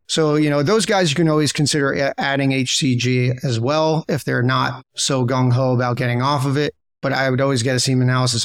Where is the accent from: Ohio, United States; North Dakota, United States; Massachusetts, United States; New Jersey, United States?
New Jersey, United States; moved away as an adult; also born or lived in Chicago; now in Miami, United States; originally from New Jersey